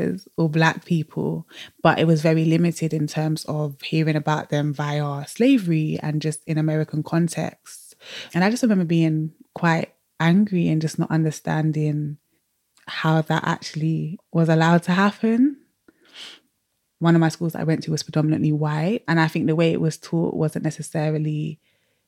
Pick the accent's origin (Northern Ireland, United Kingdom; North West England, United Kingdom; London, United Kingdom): London, United Kingdom; moved away as an adult; now in Cardiff, United Kingdom; born and raised in London, South London to be precise